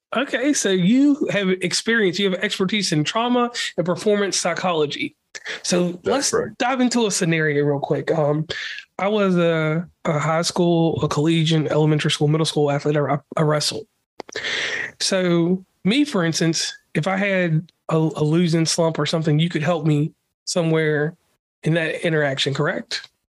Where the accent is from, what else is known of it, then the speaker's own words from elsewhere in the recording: Appalachia, United States; I'm from Appalachia